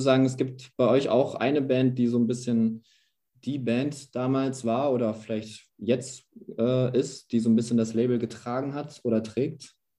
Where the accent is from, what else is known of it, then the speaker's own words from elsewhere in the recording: Gütersloh, North Rhine-Westphalia, Germany; wo ich herkomme aus Gütersloh